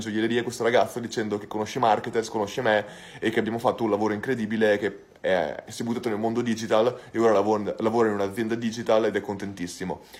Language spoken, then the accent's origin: Italian; Santa Maria Maddalena, Veneto, Italy; also born or lived in Bologna; sono originario di Bologna, però sono cresciuto in Santa Maria Maddalena, in provincia di Rovigo